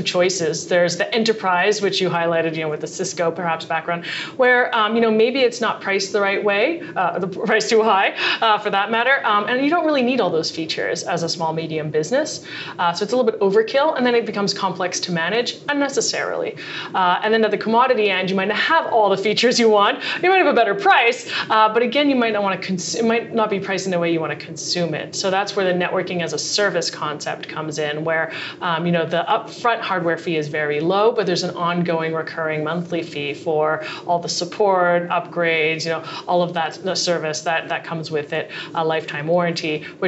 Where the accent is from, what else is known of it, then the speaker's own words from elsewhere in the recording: Montreal, Quebec, Canada; moved away as an adult; now in Boston, United States; I grew up in Montreal and I have a computer engineering degree, and I moved to Boston a while ago